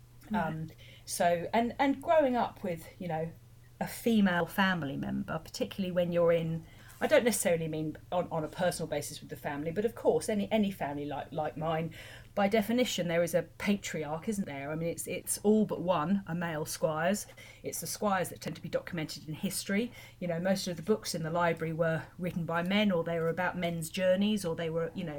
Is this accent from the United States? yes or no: no; Chawton, South East England, United Kingdom; about growing up in Chawton